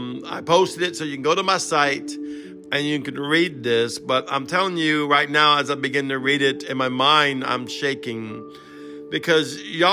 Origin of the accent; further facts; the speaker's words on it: Cajun, Louisiana, United States; I'm Cajun, broken English, half Hebrew